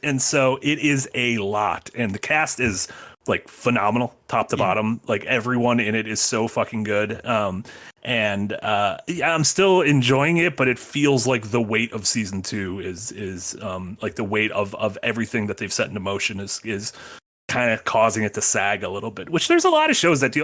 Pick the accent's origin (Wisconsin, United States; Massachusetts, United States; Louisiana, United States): Wisconsin, United States; near Portage; a prison near my hometown